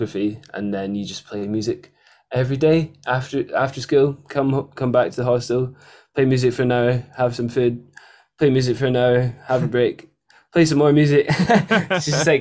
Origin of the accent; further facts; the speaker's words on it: Edinburgh, Scotland, United Kingdom; also born or lived in Plockton; I moved from Edinburgh, having not spent that much time out of a city, to a town of 300